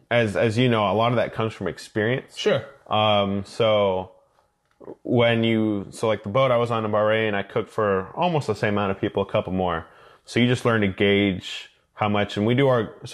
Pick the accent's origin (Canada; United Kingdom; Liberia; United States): United States; Kansas; so I grew up in the Coast Guard. Uh, my father served for 22 years in the Coast Guard. Um, so the, I usually say I'm from Kansas because that's where he retired.